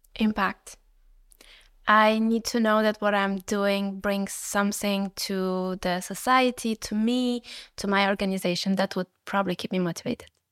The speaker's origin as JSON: {"language": "English", "country": "Uzbekistan", "moved": "yes", "said": "I come originally from Uzbekistan"}